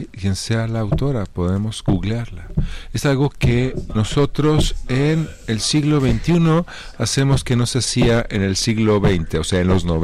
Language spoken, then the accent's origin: Spanish; Mexico; Sí, sí, somos mexicanos, sí.